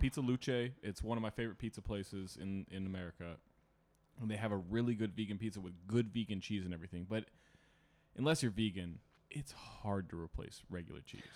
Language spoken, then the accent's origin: English; Sacramento, California, United States; I grew up, like, a block away from a Roundtable in Sacramento. Like, it was, not to brag, I'm from Sacramento